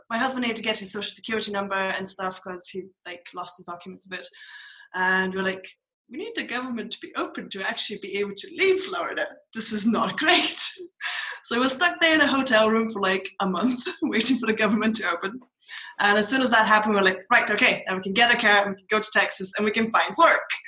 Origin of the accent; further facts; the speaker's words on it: Scotland, United Kingdom; accent: mixture of Scottish and TV accents; also born or lived in Bulgaria; Bulgarian by birth, but I've moved around a lot, and I mostly grew up in Scotland, so my accent is like this really weird mixture, like Scottish and like random things I pick up from TV.